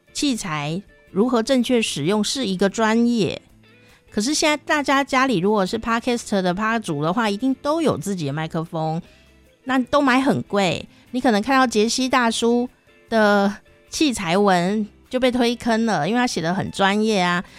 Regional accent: Taichung, Taiwan; accent: Taichung accent; 你现在听我讲有什么腔调吗？是吧？台中腔是不是？对啊

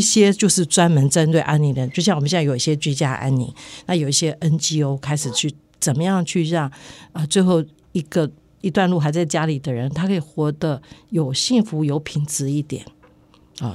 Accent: Taiwan; 其实我们台湾再下来是会快速、快速、快速、快速的老化

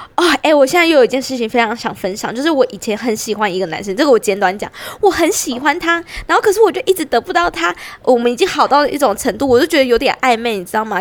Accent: Pingtung County, Taiwan; 因为我屏东人嘛

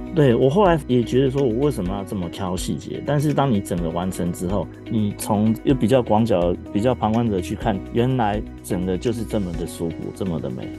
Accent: Taiwan; moved away; also born or lived in Japan; 我们台湾人是喜欢这种很丰富、很热闹的感觉

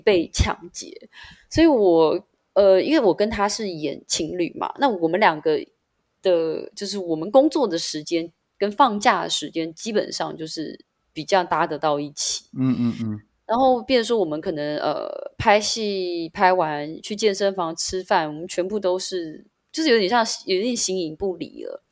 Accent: Taiwan; also born or lived in Taipei; 我爷爷奶奶他就是国民党 撤退到台湾的那嗯。，那批，我，也就是那个老兵嗯。然后我奶奶就是，就是，就是你们想象的，眷村

